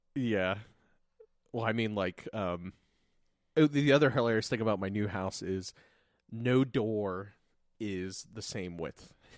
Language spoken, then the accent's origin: English; Lancaster, Ohio, United States; we grew up in Lancaster, Ohio.